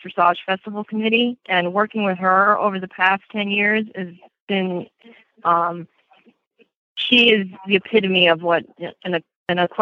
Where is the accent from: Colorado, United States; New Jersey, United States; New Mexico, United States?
New Jersey, United States; Bergen County; accent: Jersey; also born or lived in Morris County, New Jersey; I was born in Bergen County and we moved to Morris County when I was about 10